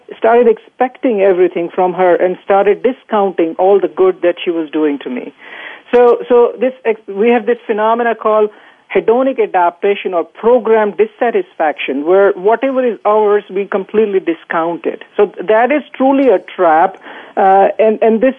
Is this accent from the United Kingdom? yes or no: no; Bhopal, Madhya Pradesh, India; moved away as an adult; now in United States; I grew up in India in a small town